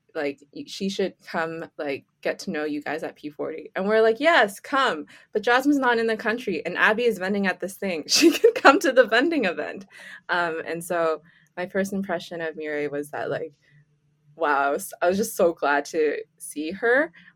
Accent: Canada; I'm born and raised in Canada

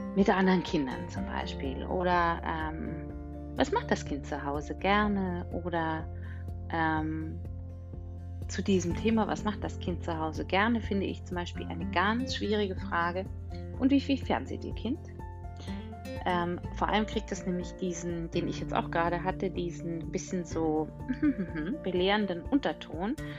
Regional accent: Bavaria, Germany; Ich komme ja aus Bayern

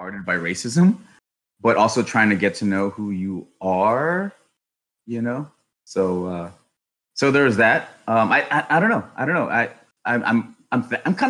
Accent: Los Angeles, California, United States; I was born and raised in Los Angeles, California

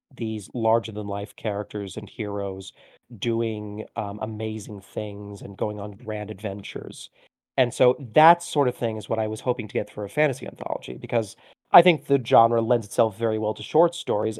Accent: Orlando, Florida, United States; also born or lived in Miami; I was born in Miami, but we very quickly moved to Orlando, and from there, I practically grew up in Disney

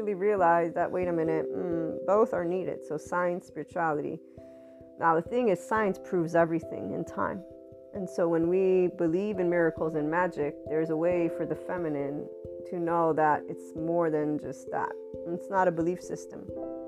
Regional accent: United States; I'm from the West, Italian American

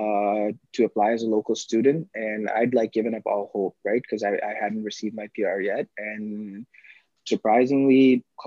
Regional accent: Dubai, United Arab Emirates; moved away as an adult; also born or lived in Pakistan; now in Toronto, Canada; Born in Pakistan, but like, I was raised in Dubai most of my life.

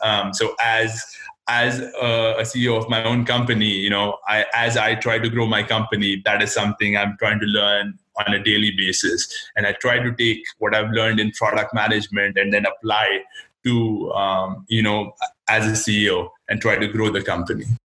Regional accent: India; now in United States; I was born and raised in India, and then I did uh, most of my education here, and I've actually only worked in the United States.

